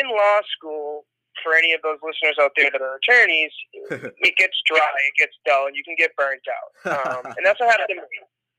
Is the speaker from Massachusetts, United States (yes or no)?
yes; north of Boston, Massachusetts, United States; I was born and raised north of Boston.